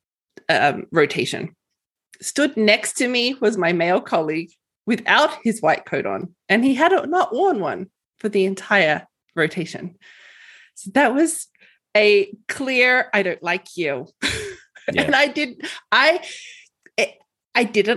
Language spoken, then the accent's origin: English; Australia; moved away as an adult; now in Edson, Canada; So in Australia, I was straight out of high school into an undergrad program